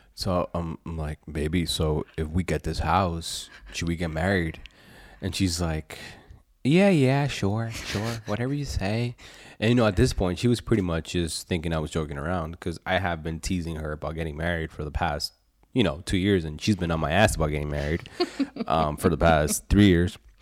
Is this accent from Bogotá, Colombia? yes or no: no; Medellin, Antioquia, Colombia; now in Pennsylvania, United States; I was born in Medellin, Colombia, down in South America